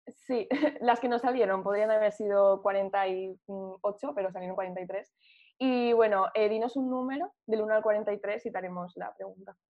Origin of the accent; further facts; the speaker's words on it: Burriana, Valencian Community, Spain; also born or lived in Madrid; yo soy de un pueblo que se llama Burriana